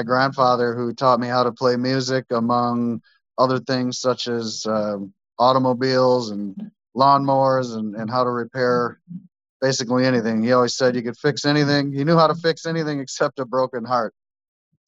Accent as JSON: {"language": "English", "town": "Dousman", "region": "Wisconsin", "country": "United States", "tie": "born or raised there", "also_born_or_lived": "Concord, Wisconsin / Rome, Wisconsin / Farmington, Wisconsin", "said": "I'm originally from Dousman, Wisconsin"}